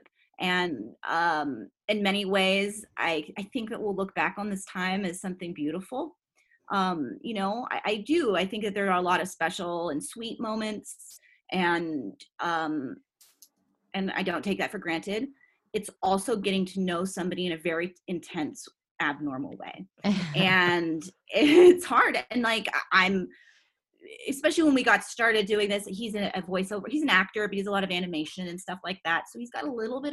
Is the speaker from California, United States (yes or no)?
yes; Woodside, California, United States; I'm from Woodside, California.